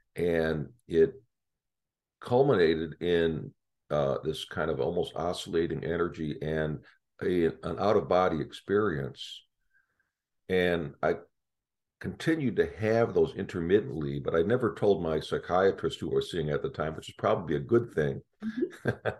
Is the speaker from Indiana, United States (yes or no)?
no; Chicago, Illinois, United States; moved away; I grew up in Chicago